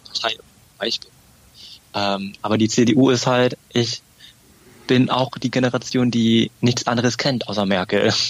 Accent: Berlin, Germany; als Berliner ist es natürlich auch ein Standortvorteil, hier in Berlin zu wohnen

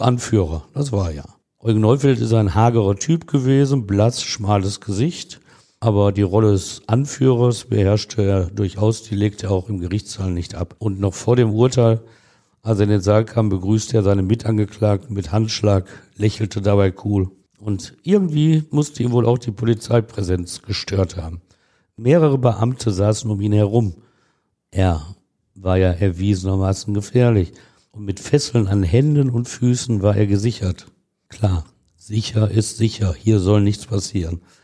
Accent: Ruhr area, North Rhine-Westphalia, Germany; wir Ruhrgebietler

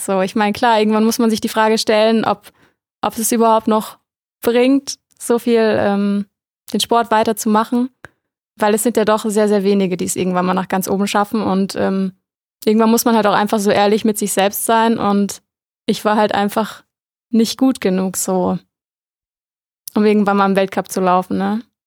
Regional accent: near Mainz, Rhineland-Palatinate, Germany; ich komme eigentlich aus der Nähe von Mainz, also aus dem kompletten Flachland.

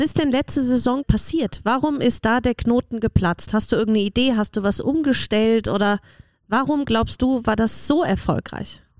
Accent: Germany; now in Austria; Ich komme ja aus Deutschland und bei uns hat Biathlon ja einen riesigen Stellenwert.

